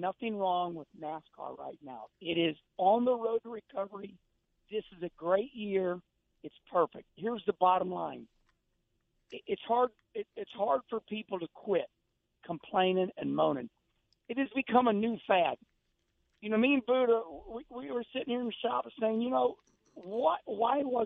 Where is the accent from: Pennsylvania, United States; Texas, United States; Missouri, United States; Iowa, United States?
Missouri, United States; Arnold; when I grew up as a kid, I always told everybody I grew up in Arnold, Missouri